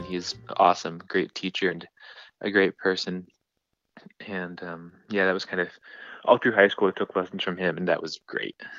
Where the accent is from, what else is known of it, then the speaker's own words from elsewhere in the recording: northern Indiana, United States; I mostly grew up in Indiana, um, sort of northern Indiana